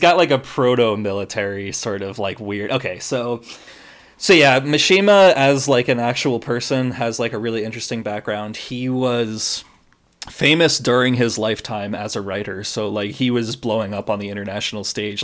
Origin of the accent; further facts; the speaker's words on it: United States; I'm American and that I'm not Japanese